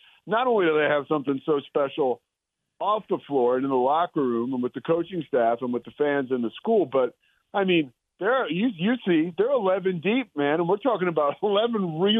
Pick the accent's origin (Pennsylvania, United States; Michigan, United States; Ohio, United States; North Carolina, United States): Pennsylvania, United States; outside of Philly; You know, I grew up outside of Philly. Like I went to this place called Archbishop Carroll, which is like, we played in the Philadelphia Catholic League, so I was like right on the brink of the city.